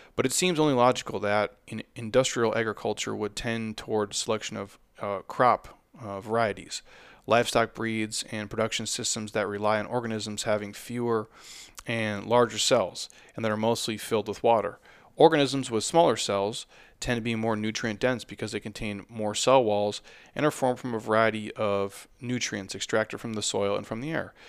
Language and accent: English; United States; I'm an American